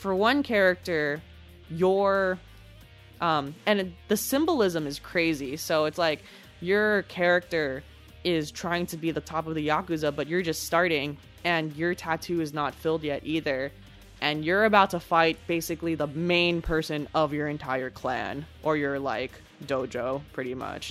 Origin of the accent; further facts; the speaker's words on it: San Francisco Bay Area, California, United States; we're from California, we're from the San Francisco Bay Area